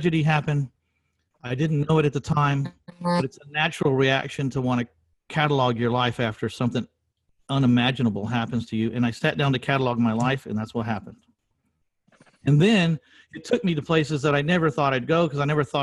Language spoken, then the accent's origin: English; San Antonio, Texas, United States; in my hometown 22 years ago in San Antonio, Texas